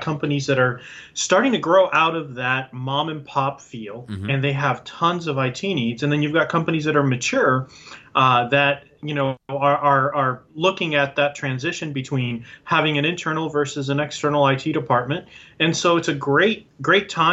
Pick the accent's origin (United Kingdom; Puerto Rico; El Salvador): Puerto Rico; now in Tampa, United States; I'm originally from Puerto Rico, and I'm bilingual